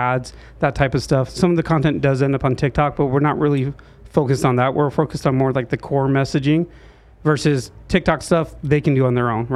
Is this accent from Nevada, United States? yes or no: yes; Henderson, Nevada, United States; I've been in Vegas since I was two, pretty much. So I grew up in Green Valley, went to Green Valley.